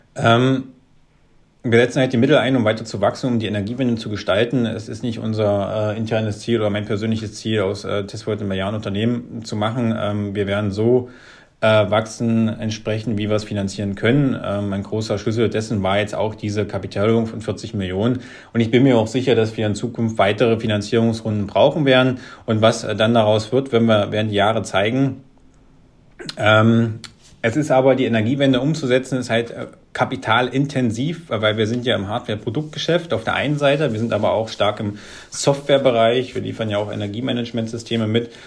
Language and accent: German; Wittenberg, Saxony-Anhalt, Germany; Ich komme hier aus der Lutherstadt Wittenberg, ähm, das liegt so zwischen Leipzig und Berlin.